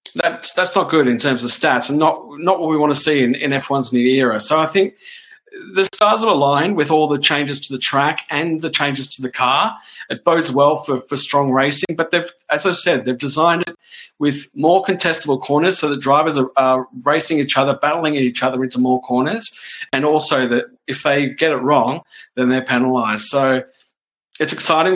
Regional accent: Australia; me as an Australian

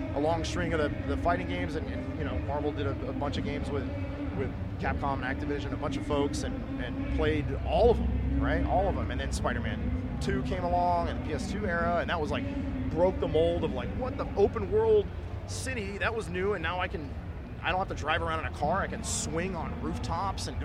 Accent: Dallas, Texas, United States; moved away as an adult; also born or lived in Tokyo, Japan / Vancouver, Canada; I grew up in Dallas

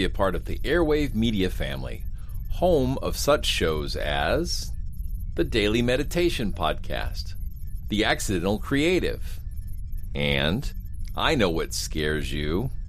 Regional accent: Georgia, United States; Darien, Georgia, which is home to a remarkable life-size statue of my home state's estuary monster

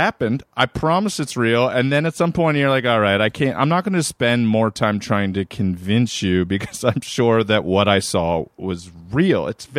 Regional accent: Maryland, United States; I'm from Maryland, Erin. And I was 16 years old

